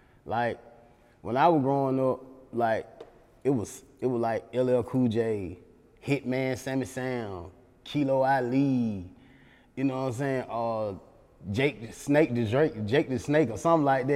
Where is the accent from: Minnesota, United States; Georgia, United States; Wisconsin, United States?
Georgia, United States; Atlanta; as a kid in Allen Temple